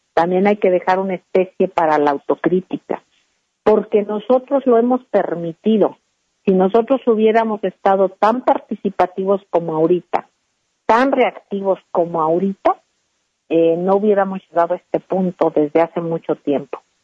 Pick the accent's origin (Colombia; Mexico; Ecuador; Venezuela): Mexico; Todos somos mexicanos.